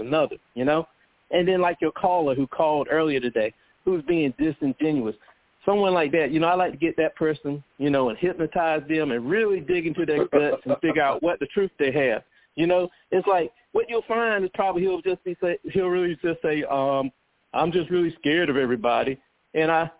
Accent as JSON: {"language": "English", "country": "United States", "tie": "born or raised there", "said": "a black person growing up in America"}